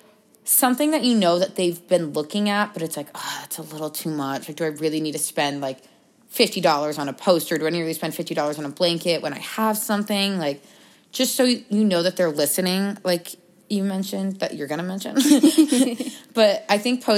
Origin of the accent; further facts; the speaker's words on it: Boston, Massachusetts, United States; moved away as an adult; now in Arizona, United States; we go to school in Arizona, and I'm from Boston